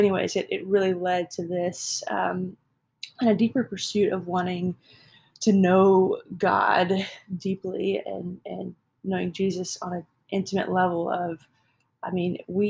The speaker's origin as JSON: {"language": "English", "town": "Houston", "region": "Texas", "country": "United States", "tie": "born or raised there", "said": "I grew up here in Houston. Lived here my whole life"}